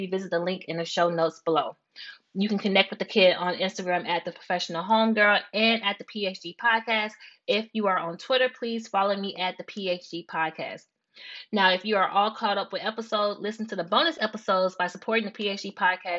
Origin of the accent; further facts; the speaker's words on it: Tennessee, United States; also born or lived in New York; now in Brooklyn, United States; I was raised in Tennessee